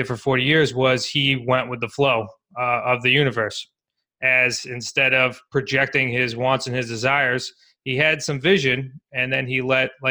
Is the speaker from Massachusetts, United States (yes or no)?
yes; Worcester, Massachusetts, United States; growing up in Worcester, Mass